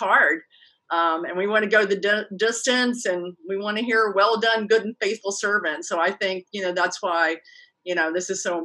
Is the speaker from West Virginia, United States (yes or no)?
yes; West Virginia, United States; moved away; also born or lived in Houston / Ohio; I was from West Virginia